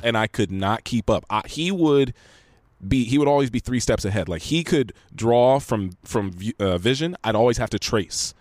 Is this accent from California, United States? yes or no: yes; Los Angeles, California, United States; I'm actually from here